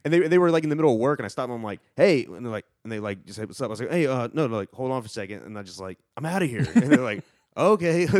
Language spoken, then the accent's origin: English; near Charlotte, North Carolina, United States; I grew up near Charlotte